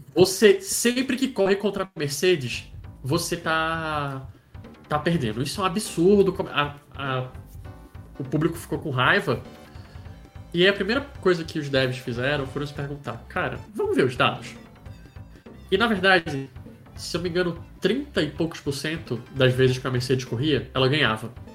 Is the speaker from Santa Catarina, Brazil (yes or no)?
no; Recife, Pernambuco, Brazil; moved away; eu sou de Recife, eu não sou de São Paulo, não sou natural da cidade de São Paulo